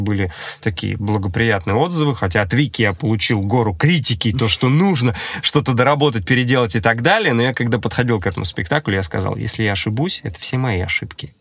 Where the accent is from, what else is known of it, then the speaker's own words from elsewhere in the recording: Voronezh, Voronezh Oblast, Russia; moved away as an adult; now in Saint Petersburg, Russia; в моем родном городе, в Воронеже